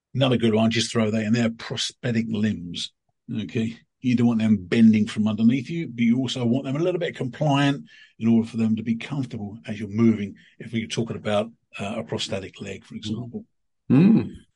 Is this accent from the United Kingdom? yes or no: yes; United Kingdom; there's a company in my in my hometown in in in coast of the UK